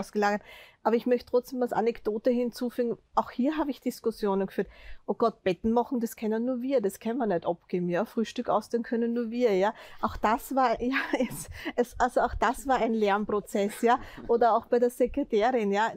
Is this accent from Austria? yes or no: yes; Austria; als Österreicher, der ich in denselben Topf einzahle